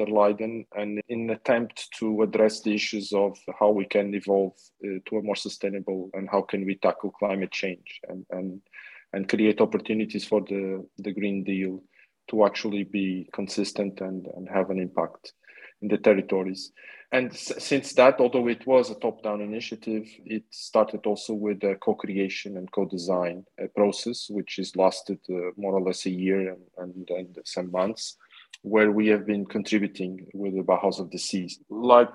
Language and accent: English; Madeira, Portugal; I was born in Madeira, so I have a strong connection with the islands, with the ocean.